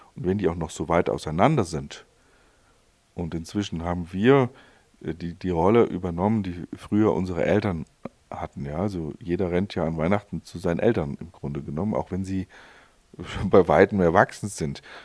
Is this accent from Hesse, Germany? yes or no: yes; Hesse, Germany; also born or lived in Allgäu, Bavaria; now in Kempten area, Germany; als Hesse Vater von einem Allgäuer Kind